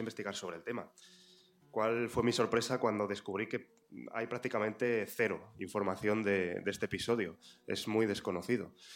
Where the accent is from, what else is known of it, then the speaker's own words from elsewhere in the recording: Zamora, Castile and León, Spain; soy de Zamora, como Alfonso IX, precisamente, zamorano